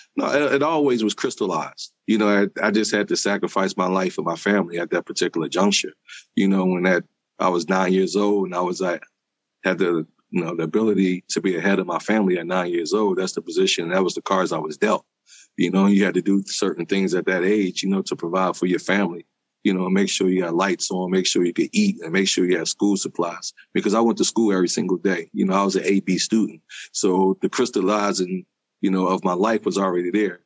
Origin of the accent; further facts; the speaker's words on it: Philadelphia, Pennsylvania, United States; I grew up in South Philadelphia.